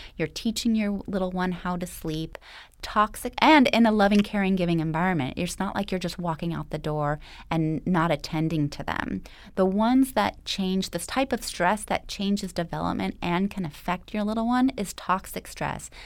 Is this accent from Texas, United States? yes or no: no; Los Angeles, California, United States; I was actually born and raised right here in Los Angeles.